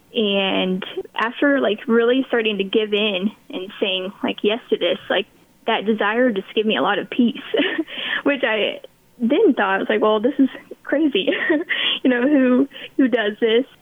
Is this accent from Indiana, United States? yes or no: no; Beloit, Kansas, United States; accent: American; also born or lived in Hays, Kansas; I grew up in Beloit, um, and I currently live in Beloit